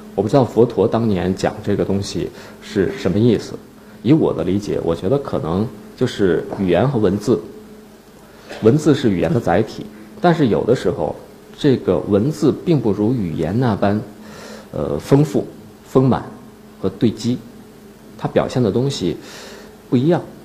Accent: Northeast China, China; now in Beijing, China; 我是东北人

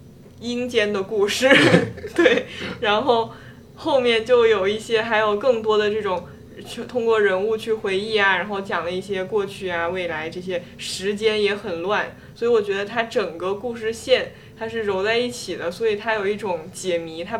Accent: China; 还是就是因为我是一个中国人嘛

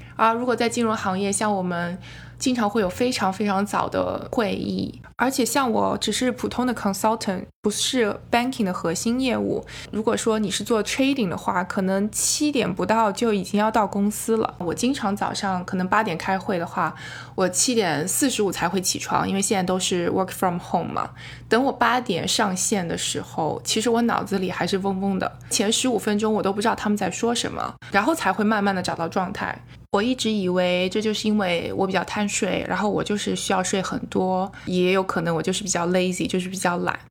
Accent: China; now in United States; 我是土生土长的中国人

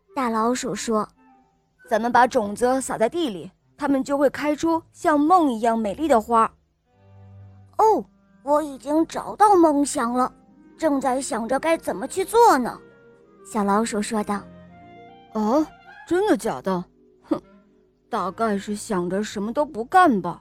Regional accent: Germany; 我今年五岁了，我来自德国

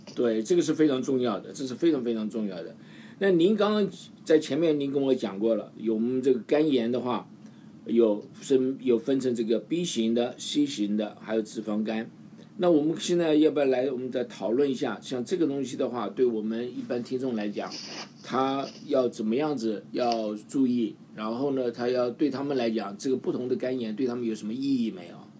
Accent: Taiwan; now in United States; 我从小在台湾长大的

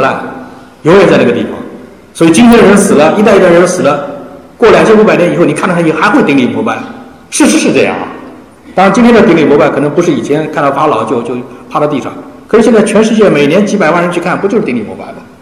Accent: China; 我们中国人

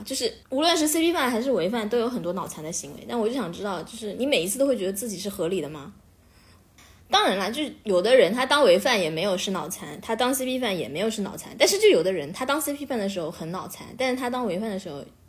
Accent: Beijing, China; 我来，来自北京

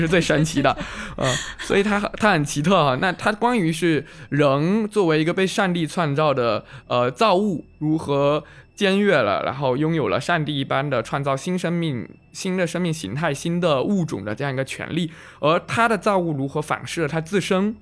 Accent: Fujian, China; 我们福建人想到美食的时候就很容易想到佛跳墙

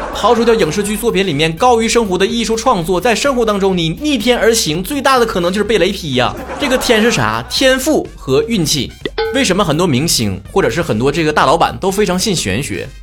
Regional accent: Northeast China, China; 咱们东北人嘛，想说好普通话，最难克服的是那种精神层面的东西

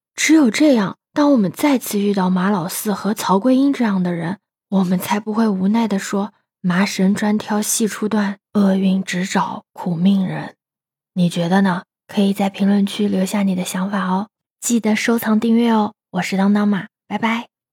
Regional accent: Jiangsu-Zhejiang-Shanghai area, China; 我是出生在江浙沪这一带

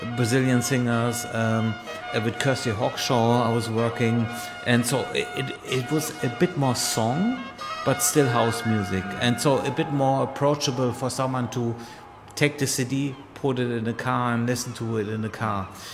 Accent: Germany; I'm born and raised in Germany

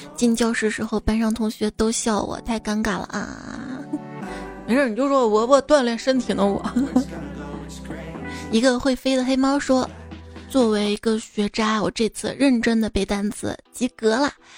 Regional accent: Shaanxi, China; 像我们陕西这边儿就是还得吃面条儿嘛

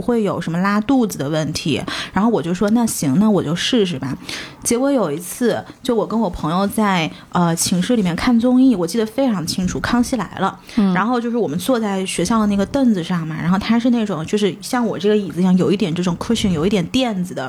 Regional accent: China; also born or lived in United States; 国内小的时候，我们是没有尝过那种是的，味道的

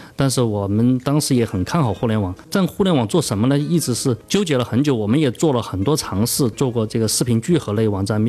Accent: Chongqing, China; 我到朝天门的嗯，是，是。这些批发市场啊，当时做电器批发嘛，我就去朝天门的那些电子市场啊，去采购

